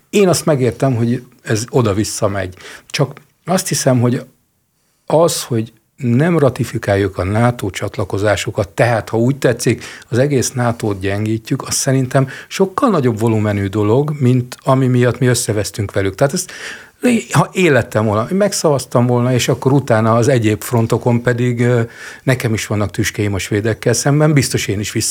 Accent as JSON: {"language": "Hungarian", "town": "Jászberény", "region": "Jász-Nagykun-Szolnok", "country": "Hungary", "said": "én Jászberényi vagyok."}